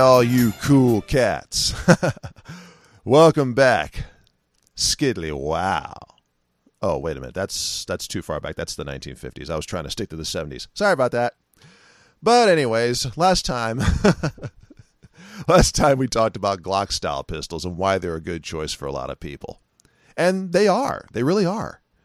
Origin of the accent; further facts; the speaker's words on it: California, United States; California. That's my home state